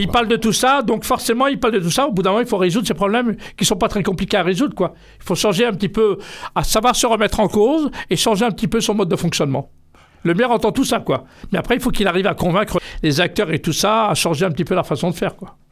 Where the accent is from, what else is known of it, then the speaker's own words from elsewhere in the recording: Triel-sur-Seine, Île-de-France, France; je suis né en France, euh, tout près d'ici, à Triel-sur-Seine.